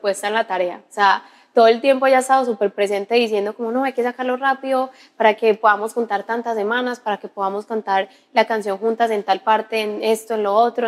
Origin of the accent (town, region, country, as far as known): Paisa, Antioquia, Colombia